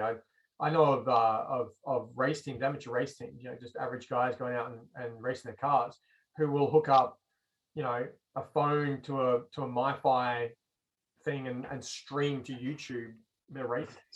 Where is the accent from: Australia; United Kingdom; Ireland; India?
Australia; moved away as an adult; now in United States; growing up in Australia